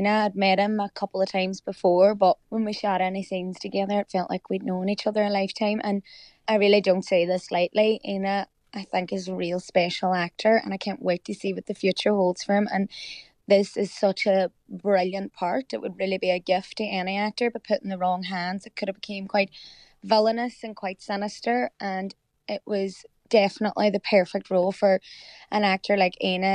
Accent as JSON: {"language": "English", "town": "Derry", "region": "Northern Ireland", "country": "United Kingdom", "tie": "born or raised there", "also_born_or_lived": "County Donegal, Ireland", "moved": "yes", "lives_now": "Liverpool, United Kingdom", "said": "Of course I'm a Derry girl"}